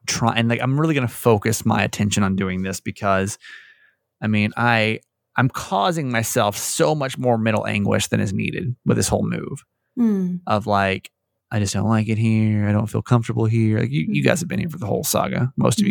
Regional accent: Georgia, United States; now in Maryland, United States; a kid that was born and raised in Georgia

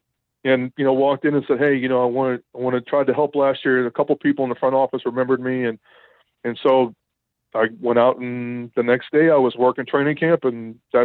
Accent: New Orleans, Louisiana, United States; Growing up in New Orleans

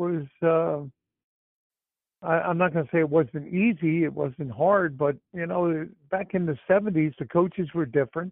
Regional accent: Florida, United States; I grew up in Florida

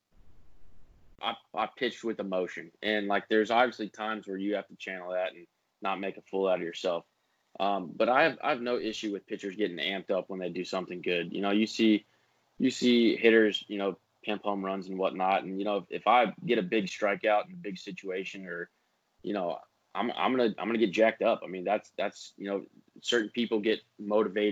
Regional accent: Pittsburgh, Pennsylvania, United States; accent: southern twang; moved away; I was born in Pittsburgh

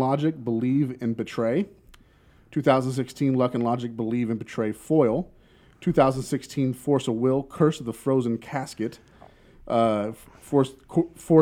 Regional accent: Springtown, Texas, United States; We grew up together out in Springtown, Texas.

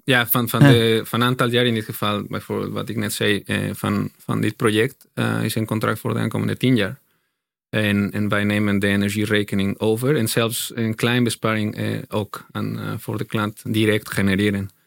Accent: Mexico; Dutch is a second language; moved away as an adult; now in Netherlands

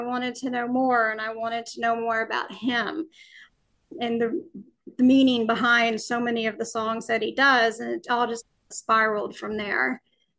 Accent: Alabama, United States; Well, I was born and raised in Alabama.

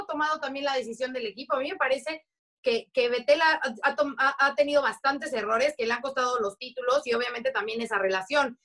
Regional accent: Mexico; como mexicanos, como latinos

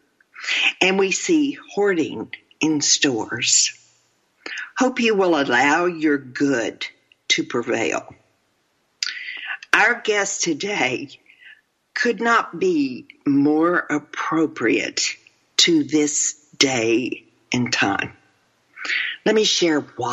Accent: Texas, United States; I'm from Texas

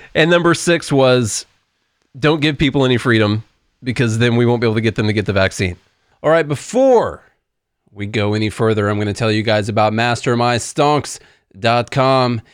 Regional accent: Southern Illinois, United States; now in Nashville, United States; couple of yahoos from Southern Illinois down here

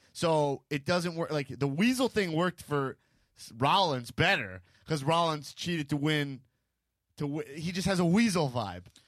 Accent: New York, United States; growing up in New York 'cause New York is too classy

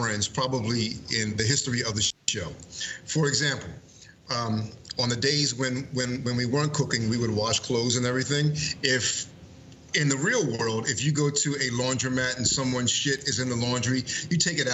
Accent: Coatesville, Pennsylvania, United States; people from my hometown

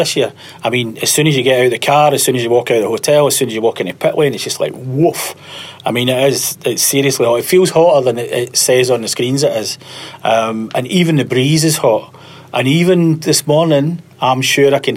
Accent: Scotland, United Kingdom; I come from Scotland.

